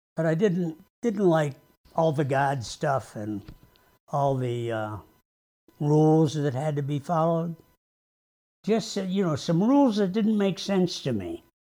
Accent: Syracuse, New York, United States; I grew up in Syracuse, New York

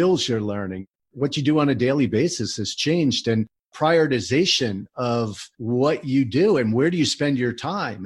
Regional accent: New Jersey, United States; also born or lived in College Park, Maryland; I grew up in New Jersey

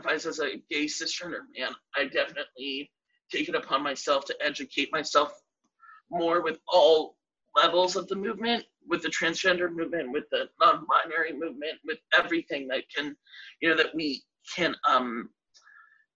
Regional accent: Washington, District of Columbia, United States; moved away; also born or lived in New York City; I grew up in D.C.

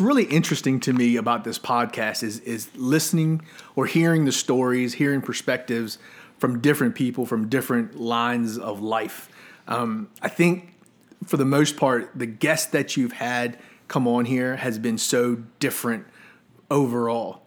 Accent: Colonial Heights, Virginia, United States; also born or lived in Arlington, Virginia / Lynchburg, Virginia; I first got to Colonial Heights when I was in kindergarten.

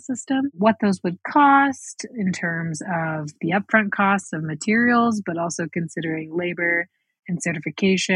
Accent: Birmingham, Alabama, United States; now in Taos, United States; I grew up in Alabama, Birmingham, Alabama.

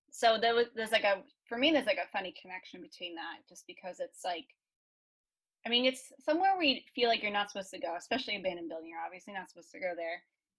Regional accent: Chelmsford, Massachusetts, United States

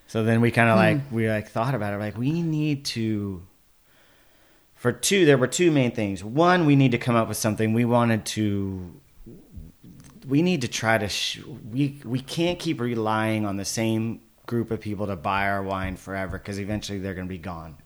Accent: Paso Robles, California, United States; also born or lived in Oceanside, California / Vista, California; I grew up in Paso Robles

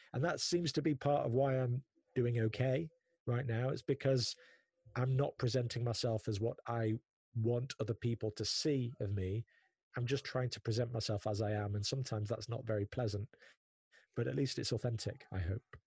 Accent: Prestwich, North West England, United Kingdom; also born or lived in South Manchester; I grew up in North Manchester, in a place called Prestwich that is maybe 15, 20 minutes north of the Manchester city centre.

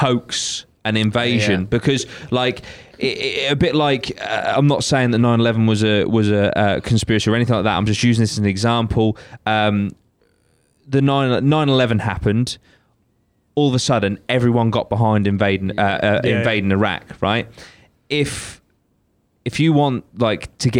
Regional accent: United Kingdom; I'm British

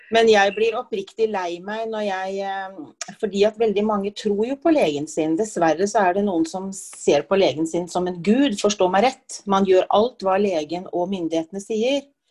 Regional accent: Oslo, Norway; moved away as an adult; now in Gjøvik, Norway; Født og oppvokst i Oslo, men jeg har bodd på Gjøvik nå i over 30 år

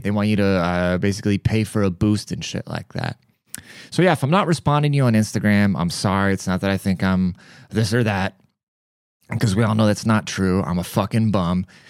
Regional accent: United States; as an American, like, as a privileged American

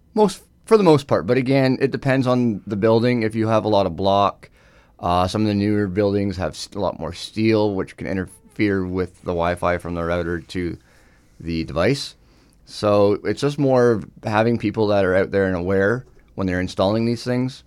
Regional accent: Northumberland County, Ontario, Canada; born and raised in Northumberland County, but we do also service outside

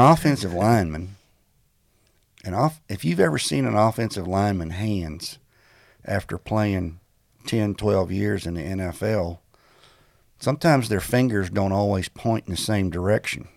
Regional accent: Texas, United States; moved away as an adult; also born or lived in Florida; I grew up in Texas, played high school ball

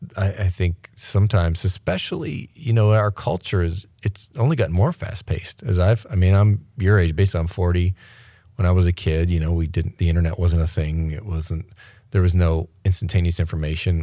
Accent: Maine, United States; moved away; also born or lived in New York City; I grew up in Maine, in real country

